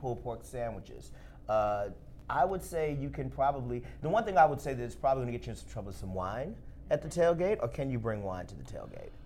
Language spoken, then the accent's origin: English; Alabama, United States; also born or lived in Tennessee; I'm from Alabama, uh, right. uh, also kind of Tennessee as well